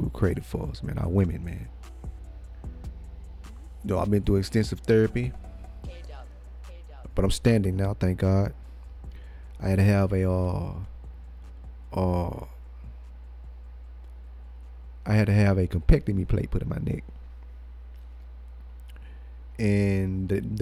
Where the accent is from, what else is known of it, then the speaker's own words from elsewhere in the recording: Cleveland, Texas, United States; I was born in Cleveland, Texas